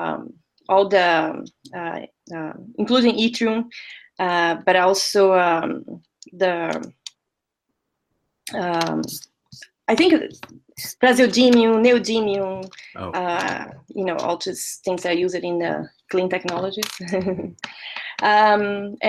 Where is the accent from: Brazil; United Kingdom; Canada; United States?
Brazil; moved away; I'm originally from Brazil, so I was working in Brazil